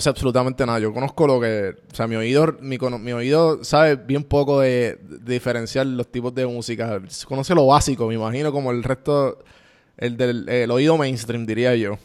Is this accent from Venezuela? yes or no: no; Puerto Rico; para mí como puertorriqueño